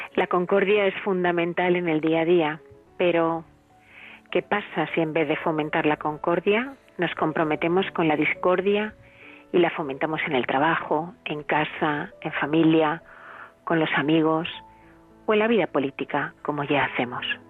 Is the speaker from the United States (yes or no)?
no; Spain; como somos los españoles